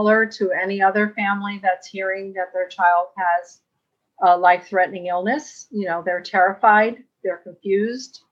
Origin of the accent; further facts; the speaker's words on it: New York City, New York, United States; I grew up in a very, you know, Latino community, Washington Heights